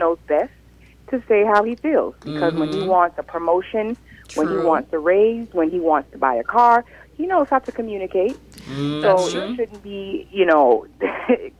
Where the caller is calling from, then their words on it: Tampa, Florida, United States; I'm calling from Tampa, Florida